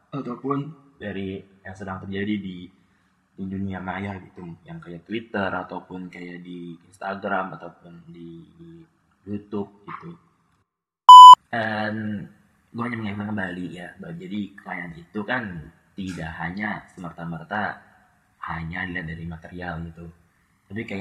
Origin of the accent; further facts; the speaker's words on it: Tangerang, Banten, Indonesia; also born or lived in Purwokerto; jujur aja gue dari Tangerang murni Tangerang lahir dan besar di Tangerang